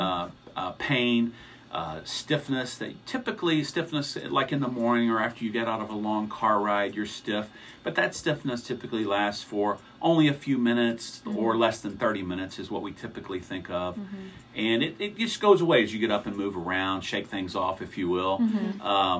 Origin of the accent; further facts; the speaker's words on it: Texas, United States; moved away as an adult; now in Missouri, United States; I am a Texan, born and bred.